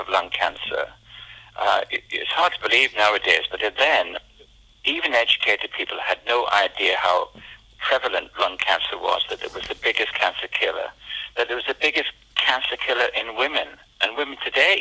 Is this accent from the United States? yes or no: no; England, United Kingdom; also born or lived in Glasgow, Scotland; I was born in Glasgow. And my father died of cancer when I was quite young. My mother was English, so we came down to live in England. And I grew up in England